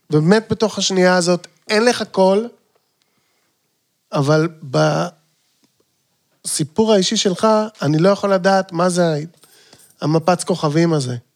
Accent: Jerusalem, Jerusalem District, Israel; אני ירושלמי, כידוע. בני דורי בירושלים מכירים פיגועים, אנחנו יודעים איך זה עובד הדבר הזה, כי אנחנו חיינו אותם.

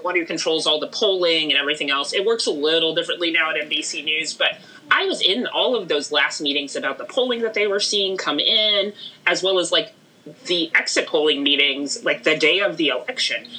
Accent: Houston, Texas, United States; I grew up in Houston, Texas

